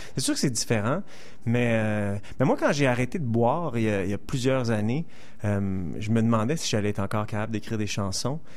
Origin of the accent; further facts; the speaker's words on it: Montreal, Quebec, Canada; je suis né ici, j'ai passé 30 ans ici, j'ai grandi grandi à NDG